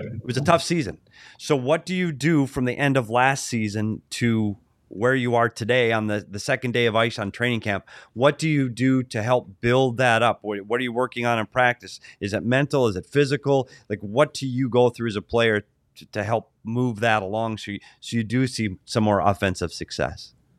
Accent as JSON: {"language": "English", "country": "United States", "said": "I'm an American"}